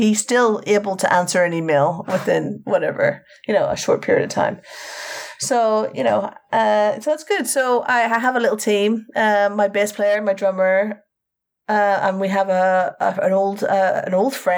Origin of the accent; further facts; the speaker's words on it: Northern Ireland, United Kingdom; now in London, United Kingdom; this September, I will have been in England as long as I lived in Northern Ireland